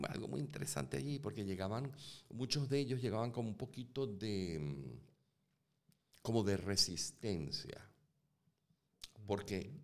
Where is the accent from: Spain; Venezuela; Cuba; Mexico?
Venezuela; Caracas, Capital District; yo nazco en Caracas.